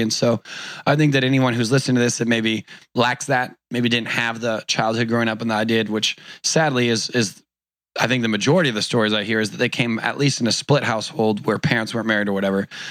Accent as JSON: {"language": "English", "town": "Newport Beach", "region": "California", "country": "United States", "tie": "born or raised there", "said": "Grew up in Orange County, California. I was born in Newport Beach"}